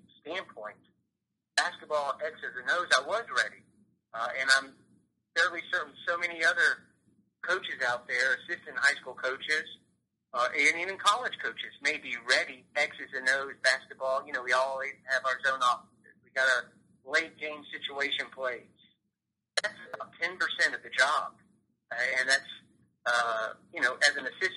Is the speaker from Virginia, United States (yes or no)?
no; Gwinnett County, Georgia, United States; I grew up in Gwinnett County